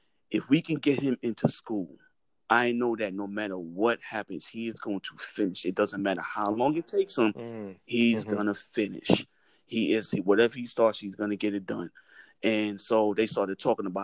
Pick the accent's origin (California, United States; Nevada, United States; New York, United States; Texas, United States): New York, United States; New York City; moved away; me growing up in New York City